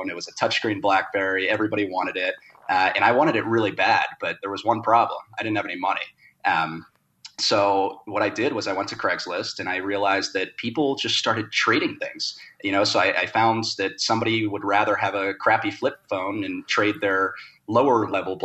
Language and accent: English; Cincinnati, Ohio, United States; also born or lived in Los Angeles; now in Denver, United States; I grew up, born and raised in Cincinnati